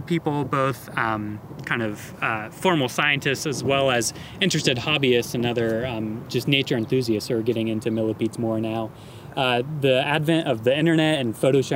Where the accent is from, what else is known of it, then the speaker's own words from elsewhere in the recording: Ohio, United States; I was growing up in Ohio